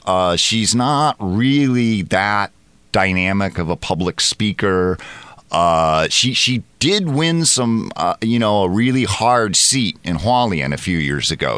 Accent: United States; now in Taiwan; as an American

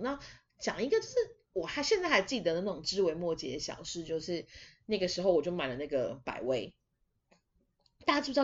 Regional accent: Taiwan; 我们台湾这边

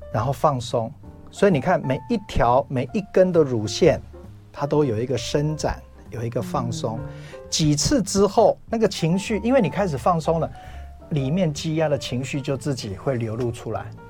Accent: Taiwan; 我在我那个年代刚好是抗生素到了台湾

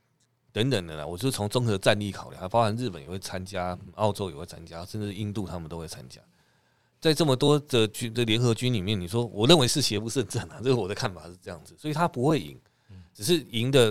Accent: Taiwan; 如果对我们台湾人来讲

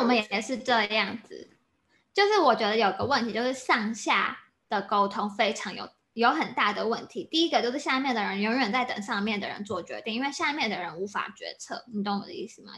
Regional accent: Taiwan; moved away as an adult; also born or lived in United States; 像我就是现在就在台湾工作

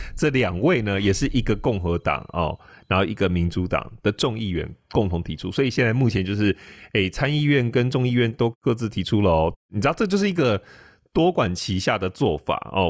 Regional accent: Taiwan; 我们台湾人

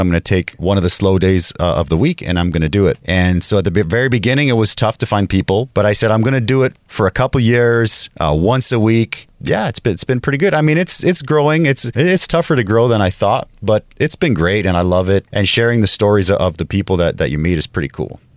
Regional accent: Kitimat, British Columbia, Canada; moved away as an adult; also born or lived in Mexico (family); now in Taipei, Taiwan; I'm in a small town called Kitimat, and it's close to Alaska

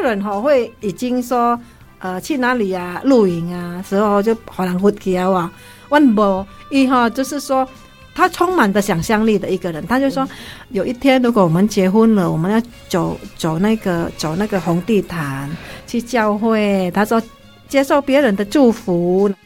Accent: Indonesia; now in Taiwan; 对我来说，我是印尼人，我听很多人的歌

